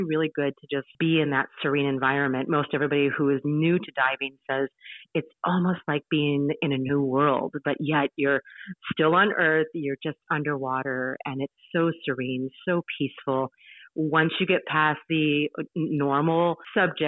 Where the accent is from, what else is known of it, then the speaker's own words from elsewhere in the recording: Midwest, United States; moved away as an adult; now in Utila, Honduras; being born and raised in America, my family is of mixed European and Pakistani descent.